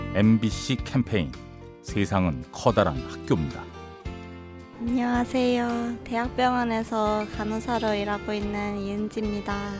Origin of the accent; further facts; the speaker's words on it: Andong, North Gyeongsang, South Korea; 저는 경북 안동 일찍에서 온